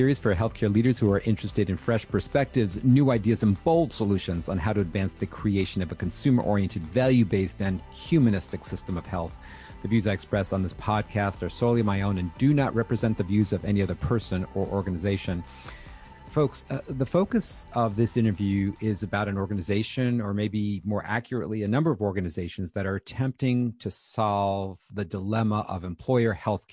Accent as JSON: {"language": "English", "town": "Charlotte", "region": "North Carolina", "country": "United States", "tie": "born or raised there", "said": "my hometown of Charlotte"}